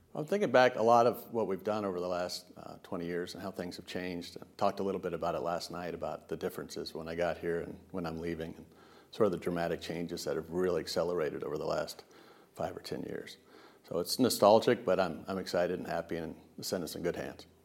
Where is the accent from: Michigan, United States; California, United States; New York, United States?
California, United States; Riverside; moved away; also born or lived in Savannah / Washington, D.C.; Riverside, California. It's, uh, the Inland Empire. It's where the smog settles from L A. Uh, but I grew up there